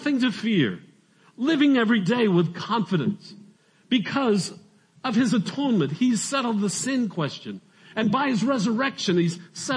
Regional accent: Arizona, United States; I'm from Arizona

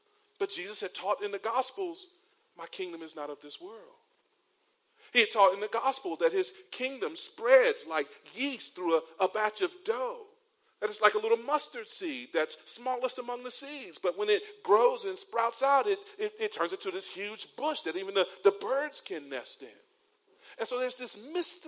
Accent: 45 minutes from Charlotte, North Carolina, United States; moved away as an adult; now in Cayman Islands; Charlotte's about a 45-minute drive from my hometown

